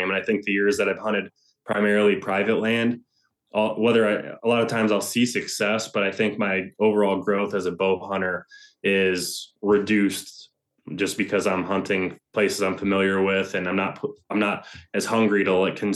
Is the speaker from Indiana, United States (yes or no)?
no; Ohio, United States; the biggest of the three, which was here in my home state of Ohio.